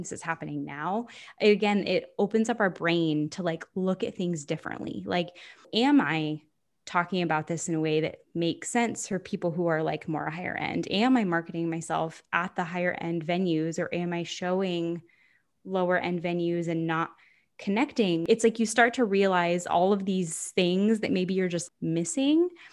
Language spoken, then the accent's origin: English; Florida, United States; moved away; I'm from Florida